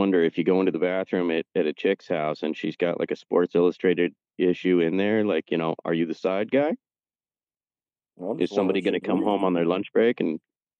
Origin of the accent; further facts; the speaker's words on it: Ireland; I call it Luigi, except I'm Irish, so it makes it kind of funny.